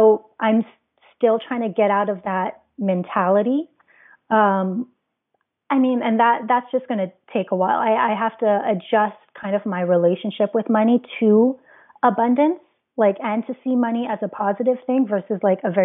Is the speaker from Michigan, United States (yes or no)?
no; Hawaii, United States; being born and raised in Hawaii